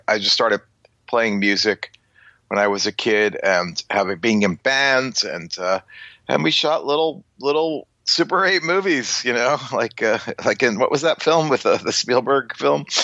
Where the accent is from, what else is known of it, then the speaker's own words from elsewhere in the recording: Long Island, South Shore, New York, United States; growing up in Long Island on the South Shore